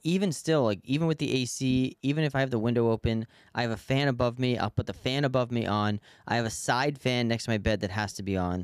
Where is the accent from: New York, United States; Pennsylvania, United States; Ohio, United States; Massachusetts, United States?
New York, United States; New York City; as a New Yorker